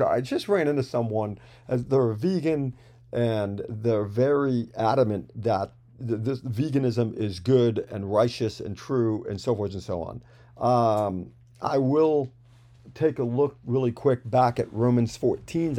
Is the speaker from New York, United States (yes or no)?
yes; New York, United States; I'm from New York, so we've always, I, if you know any New Yorkers, there's a lot of rich language, if you will, floating around